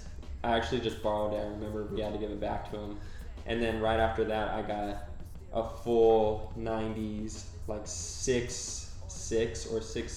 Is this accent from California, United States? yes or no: yes; Huntington Beach, California, United States; also born or lived in Sacramento; And then we moved to Laguna, lived there for a few years and just skateboarded, moved to Huntington Beach, and I guess that's probably where I would say I'm from, you know, spent the most time there.